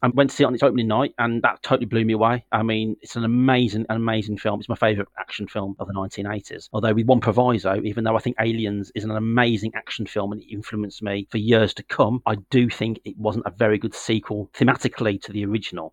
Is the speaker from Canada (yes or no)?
no; the Midlands of England, United Kingdom; moved away as an adult; now in Northampton, United Kingdom; I'm originally from the Midlands of England, a very historical, sort of very, very full of history, where Tolkien used to live